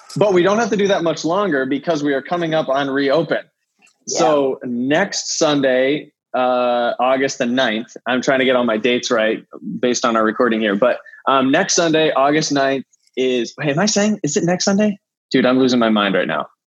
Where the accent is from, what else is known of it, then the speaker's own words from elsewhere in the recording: Ohio, United States; moved away; we're both from Ohio